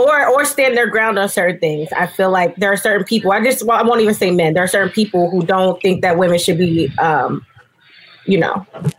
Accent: Ohio, United States; now in New York, United States; I'm from Ohio

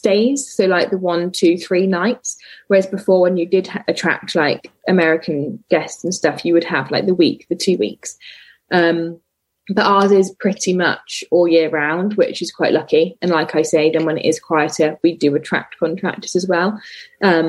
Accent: Oxford, South East England, United Kingdom; moved away as an adult; now in Dorset, United Kingdom; I am from Oxford and my family still live in Oxford, but my partner and I moved to Dorset

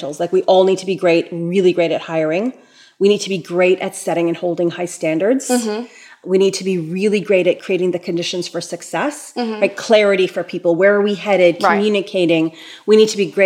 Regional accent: Toronto, Ontario, Canada; I'm born and raised in Toronto

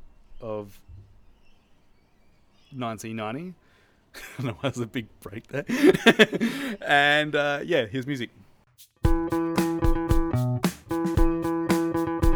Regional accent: Australia; coming from being Australian and knowing what my parents and their friends used to buy

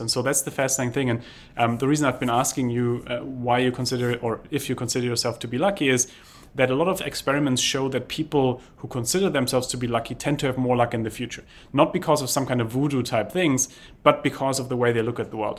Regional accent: Germany; moved away; I grew up in Germany where we are used to planning

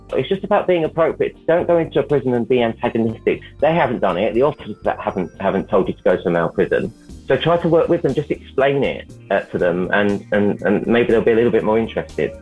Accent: London, United Kingdom; I'm from London

